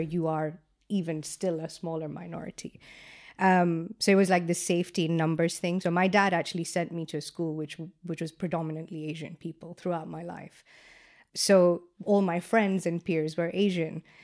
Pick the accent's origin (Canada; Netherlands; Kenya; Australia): Kenya; moved away as an adult; now in London, United Kingdom; growing up in Kenya